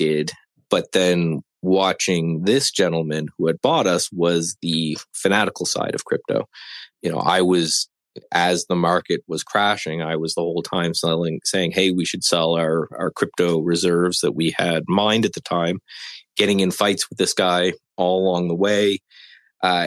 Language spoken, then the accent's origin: English; Canada; living in Canada and being Canadian